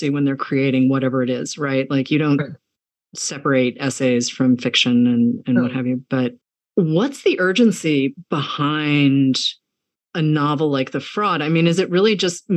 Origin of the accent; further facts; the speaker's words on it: New England, United States; I grew up in New England where people really have an Anglophilia that is kind of wild